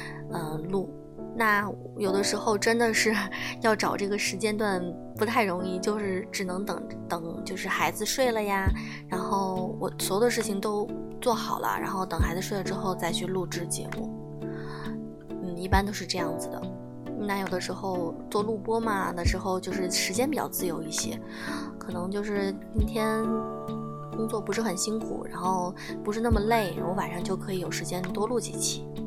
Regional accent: Tianjin, China; 虽然是在天津市，但是呢，我我从小说话都是说的普通话，我所以我也不算是天津市里面的人，我不会说天津话。我只会说普通话。

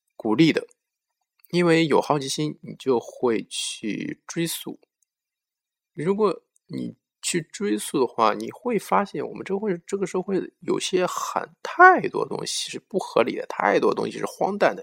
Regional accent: China; 我们中国人

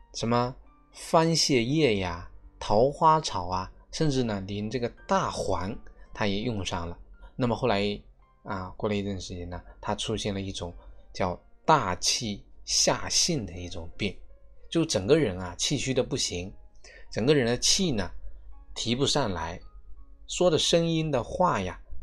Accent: China; 我们是中国人，我们是中国人的脾胃

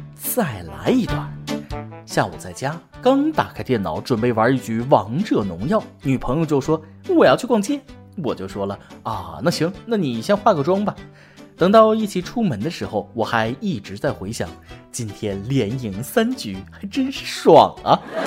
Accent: China; 我们中国人

